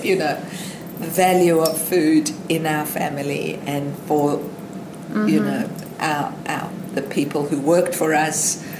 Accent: South Africa; now in Australia; I was born in South Africa.

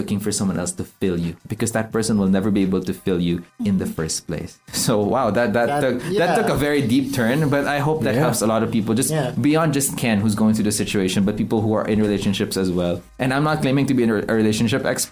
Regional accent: Philippines; we're from the Philippines

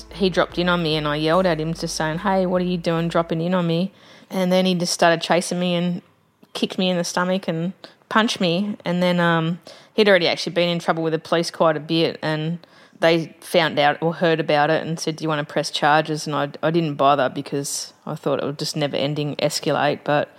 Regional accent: Sydney, New South Wales, Australia; Growing up in Bondi

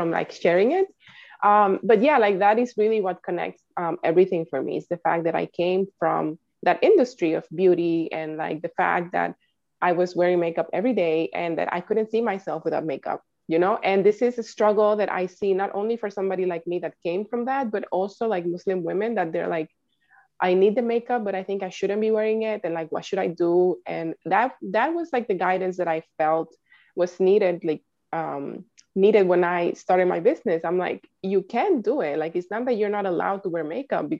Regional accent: Dominican Republic; now in New York City, United States; I am originally from the Dominican Republic

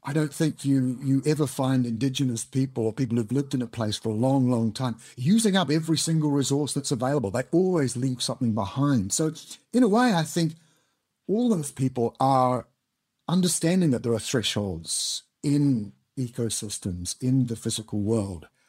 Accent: New Zealand; moved away as an adult; now in United Kingdom; I'm originally from Aotearoa, New Zealand, as you may have guessed from the accent

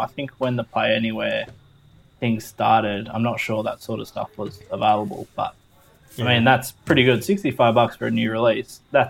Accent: Australia; for us being Australian

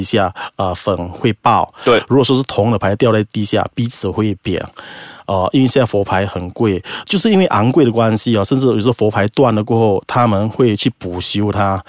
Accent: Malacca, Malaysia; 我来自马六甲

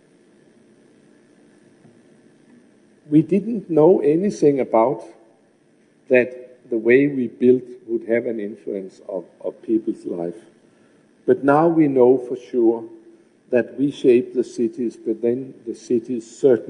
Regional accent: Copenhagen, Capital Region of Denmark, Denmark; my hometown of Copenhagen

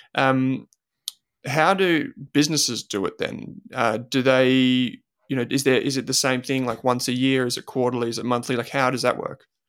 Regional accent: Australia; growing up in Australia

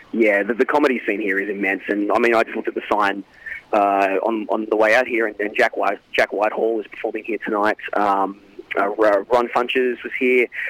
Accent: Australia; now in Los Angeles, United States; in Australia we do feel like we have a local voice

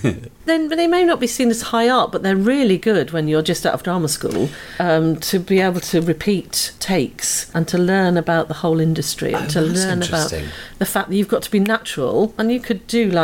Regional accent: York, Yorkshire and the Humber, United Kingdom; now in London, United Kingdom; I grew up in York

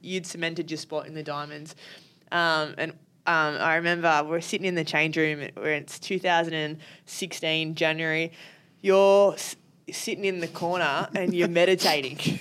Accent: Sydney, New South Wales, Australia; being from Sydney

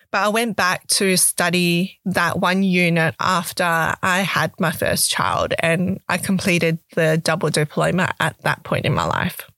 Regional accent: Perth, Western Australia, Australia; also born or lived in Canberra / Malaysia (ancestry); I was born in Canberra and moved to Perth, Western Australia at the age of five years old

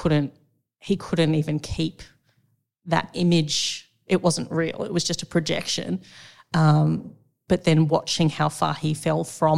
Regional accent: Sydney, New South Wales, Australia; also born or lived in the coast (unspecified); most of my primary years were spent on the Lower North Shore in Sydney

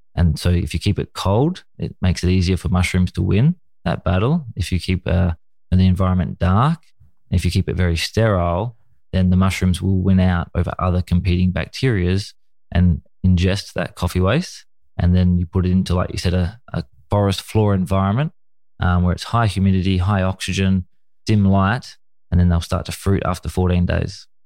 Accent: Australia; my childhood was uh, a typical you know Australian young boy watching you know football on the TV and playing cricket in the in the summers

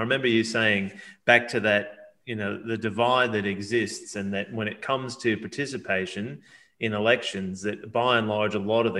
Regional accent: Massachusetts, United States; I grew up in Massachusetts.

